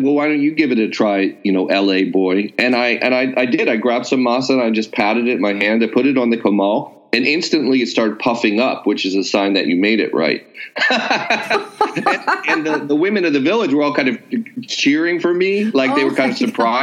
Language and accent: English; California, United States; I'm a Californian, so I have that kind of built-in produce worship that a lot of West Coasters have